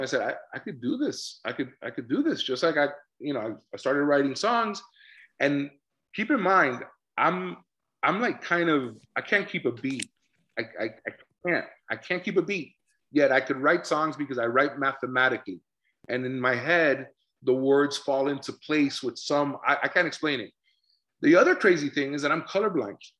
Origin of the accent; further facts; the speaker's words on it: Miami, Florida, United States; we're two guys from Miami.